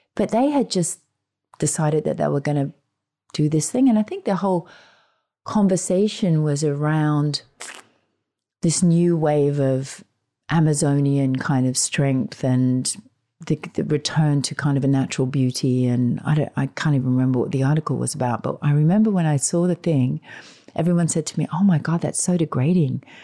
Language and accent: English; Australia; being Australian